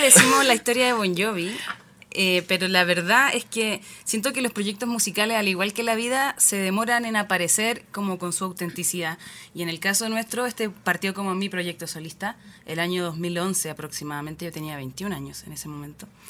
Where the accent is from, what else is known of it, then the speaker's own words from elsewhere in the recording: Chile; en Chile tenemos